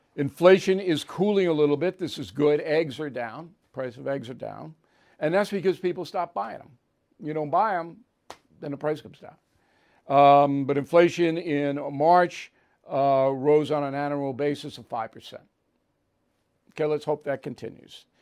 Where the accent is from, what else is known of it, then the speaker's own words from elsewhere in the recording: Levittown, United States; my hometown